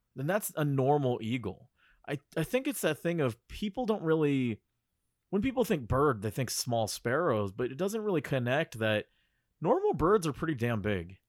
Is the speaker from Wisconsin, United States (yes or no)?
no; Bay Area, California, United States; I'm from the Bay Area